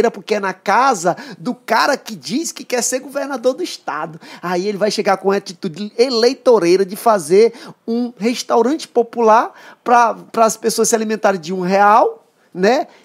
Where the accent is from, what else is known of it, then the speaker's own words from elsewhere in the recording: São Pedro dos Crentes, Maranhão, Brazil; Outro dia um, um, secretário chegou lá na minha cidade, vamos abrir um restaurante popular em São Pedro dos Crentes.